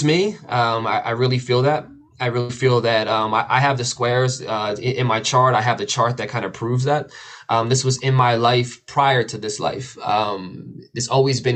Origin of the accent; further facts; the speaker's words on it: outside of Philadelphia, Pennsylvania, United States; I grew up right outside of Philly, so it was a really rough area